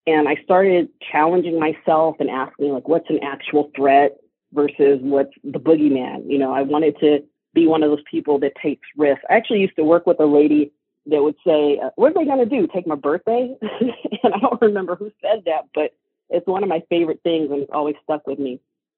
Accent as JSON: {"language": "English", "town": "San Antonio", "region": "Texas", "country": "United States", "tie": "born or raised there", "also_born_or_lived": "California / Germany", "lives_now": "Los Angeles, United States", "said": "I was born in California, but then right after that, I spent my elementary and middle school time in Germany. Then I moved to Texas as a teenager. So I do have ties to Texas."}